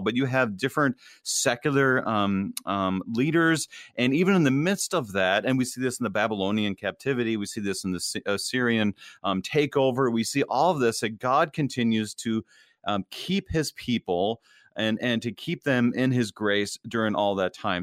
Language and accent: English; Wadena, Minnesota, United States; moved away; I'm from a small town. I grew up in Wadena, Minnesota, and it's about four thousand people in that town